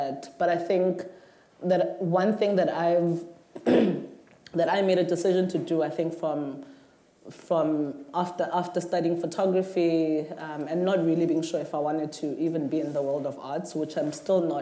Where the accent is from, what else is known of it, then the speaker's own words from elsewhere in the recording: South Africa; I'm saying as a South African artist